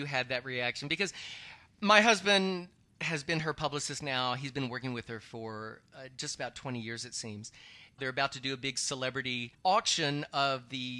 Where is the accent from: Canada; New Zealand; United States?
United States; Texas; now in New York, United States; I'm from Texas